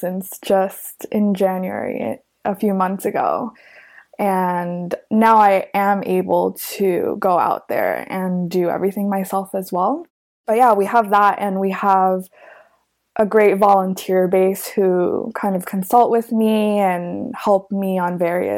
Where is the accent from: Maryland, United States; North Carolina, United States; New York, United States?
New York, United States; New York City; growing up in New York City, I think a lot of my social life was centered in Manhattan